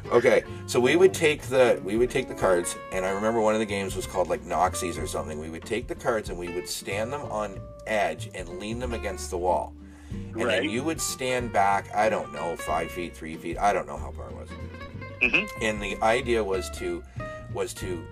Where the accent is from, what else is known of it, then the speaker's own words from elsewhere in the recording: Toronto, Ontario, Canada; I grew up in Toronto